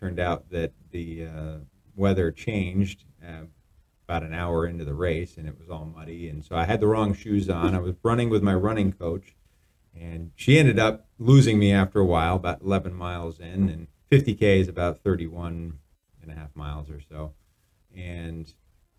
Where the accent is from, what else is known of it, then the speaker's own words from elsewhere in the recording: Vermont, United States; also born or lived in Maine; I'm from Vermont.